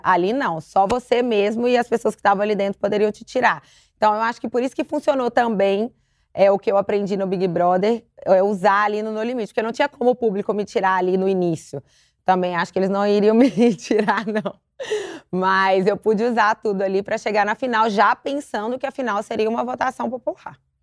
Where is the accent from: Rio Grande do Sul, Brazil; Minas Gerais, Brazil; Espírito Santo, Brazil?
Minas Gerais, Brazil; Belo Horizonte; now in São Paulo, Brazil; sou de Belo Horizonte, hoje eu moro em São Paulo